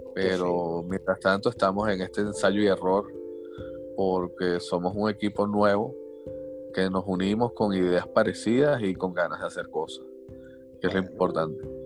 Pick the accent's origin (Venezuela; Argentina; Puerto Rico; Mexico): Venezuela; moved away; así somos los venezolanos. Somos los venezolanos. y todos los que trabajamos en esto somos todos migrantes y todos salimos del país